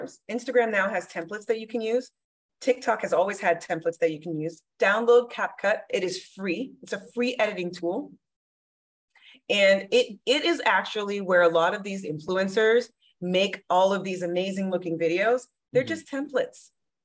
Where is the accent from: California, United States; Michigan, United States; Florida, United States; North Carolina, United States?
Florida, United States; Miami; now in Arizona, United States; I'm from Miami, Florida.